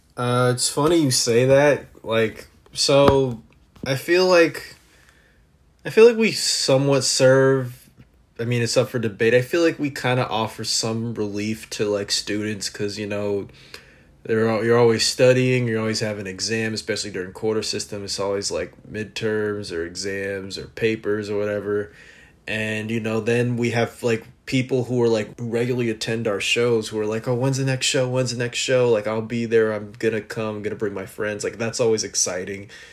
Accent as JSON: {"language": "English", "town": "Los Angeles", "region": "California", "country": "United States", "said": "from Los Angeles"}